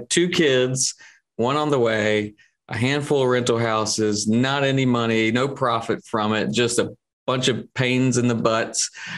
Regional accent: Columbia, United States; So I'm from Columbia, only lived out of Columbia for like 2 years total.

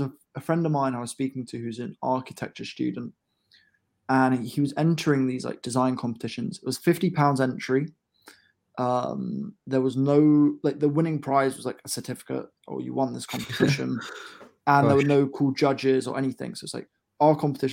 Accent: Bedford, East of England, United Kingdom; my hometown of Bedford

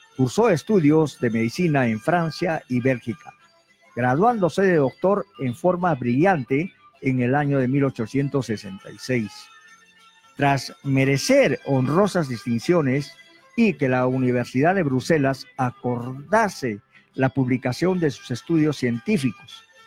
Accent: Pampa de Camarones, Arequipa, Peru; mi pueblo Pampa de Camarones

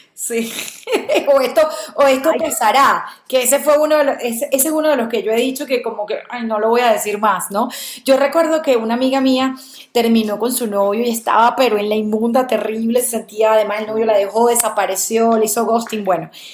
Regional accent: Venezuela; moved away; yo como venezolana lo viví y fue ese duelo migratorio que es durísimo

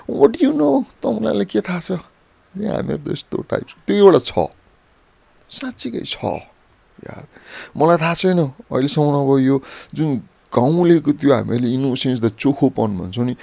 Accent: Lalitpur, Bagmati, Nepal; also born or lived in Panauti, Kavre; त्यो मेरो पुर्खौली थलो हो म जन्मेको हुर्किएको यही ललितपुरमा हो यही काठमाडौँको खाल्टोमा हो म खरो उखाँटो सहरको मान्छे हो

